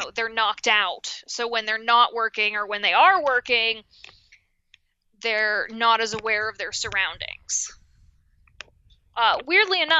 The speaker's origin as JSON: {"language": "English", "town": "Washington", "region": "Pennsylvania", "country": "United States", "said": "I'm from Washington, Pennsylvania, which mm-hmm. is right outside Pittsburgh"}